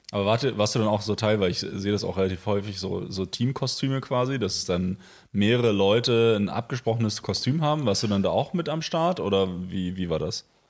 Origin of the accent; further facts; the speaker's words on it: Potsdam, Brandenburg, Germany; also born or lived in Berlin; als Potsdamer, als Berliner